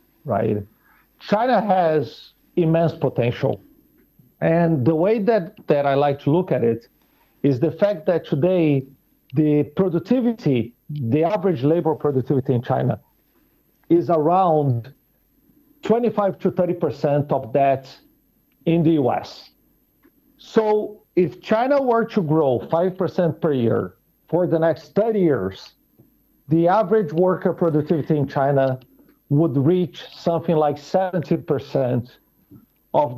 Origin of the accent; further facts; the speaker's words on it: Brazil; I'm from Brazil.